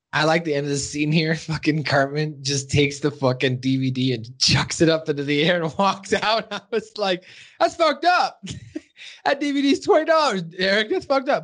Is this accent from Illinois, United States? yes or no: no; Montana, United States; moved away as an adult; also born or lived in Arizona; I was from Montana